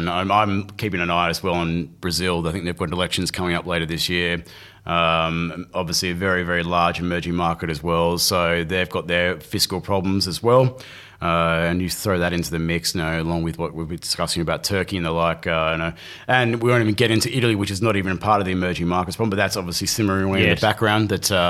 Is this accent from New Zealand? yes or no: yes; New Zealand; I was thinking I should maybe tell some of the other people that I'm a Kiwi.